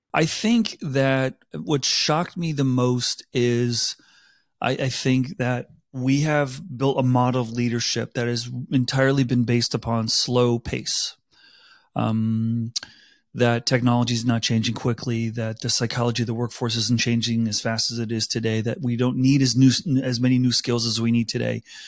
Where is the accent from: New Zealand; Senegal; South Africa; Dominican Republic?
South Africa; now in United States; I grew up in South Africa.